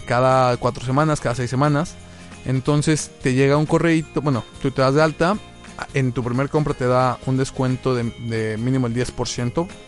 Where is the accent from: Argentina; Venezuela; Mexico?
Mexico; Tlaxcala; Yo soy de Tlaxcala